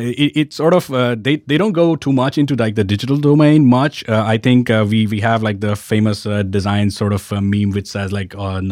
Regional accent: Ahmedabad, Gujarat, India; I grew up in... Ahmedabad, which is a city in the west of India.

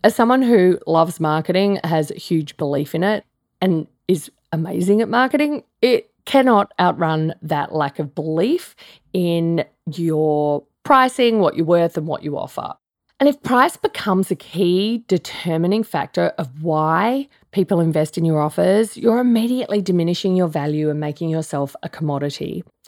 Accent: Australia; I'm Australian

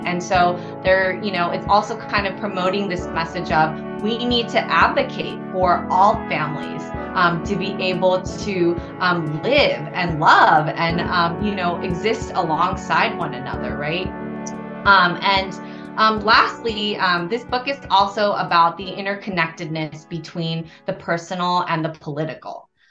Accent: Los Angeles, California, United States; I originally hail from the city of angels, which is Los Angeles. I grew up the eldest child of Korean immigrants.

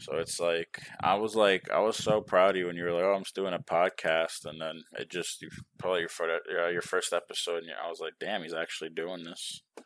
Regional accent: New York, United States; now in Texas, United States; I'm from New York

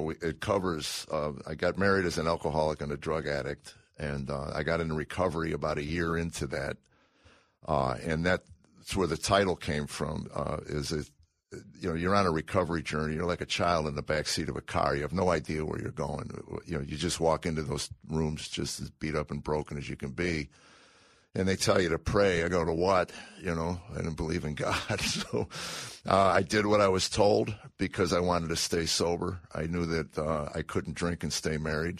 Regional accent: Chicago, Illinois, United States; moved away; I grew up in Chicago

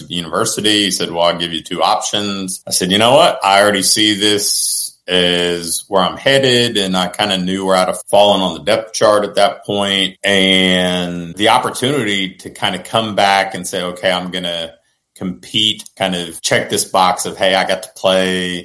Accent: Portsmouth, Ohio, United States; I'm from Portsmouth, Ohio.

